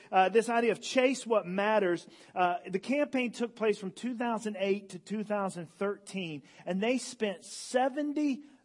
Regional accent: Elizabeth City, North Carolina, United States; I'm from Elizabeth City, North Carolina.

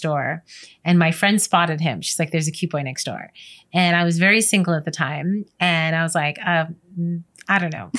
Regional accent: New York, United States; moved away; also born or lived in California; Born and raised in New York

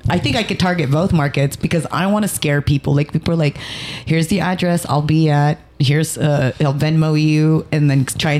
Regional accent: United States; born or raised there

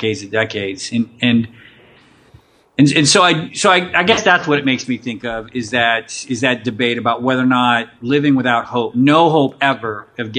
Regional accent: Western Pennsylvania, United States; now in Abilene, United States; I grew up in Western PA.

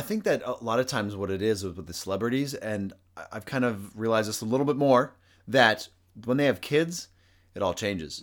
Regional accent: United States; as an American

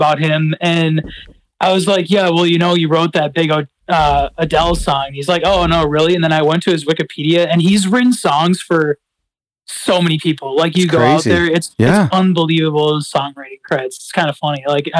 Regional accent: just outside of Minneapolis, Minnesota, United States; accent: Midwest; also born or lived in St. Paul, Minnesota; I grew up just outside of Minneapolis and then went to school in St. Paul, but been in kind of living in the cities for about 10 years.

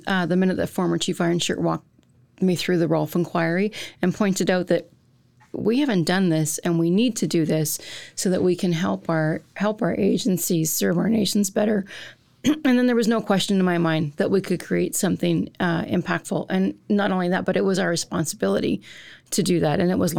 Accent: Alberta, Canada; And I come from Central Alberta, so I didn't move to Southern Alberta until I was well into university.

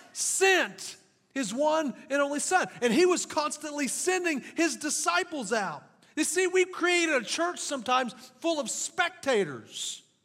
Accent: French Lick, Indiana, United States; also born or lived in Kentucky; now in Jasper, United States; I grew up in French Lick, Indiana

